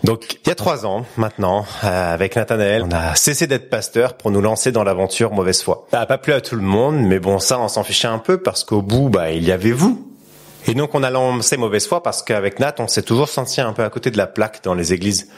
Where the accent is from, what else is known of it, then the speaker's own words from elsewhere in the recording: Sarcelles, Île-de-France, France; j'ai grandi à Sarcelles, en banlieue parisienne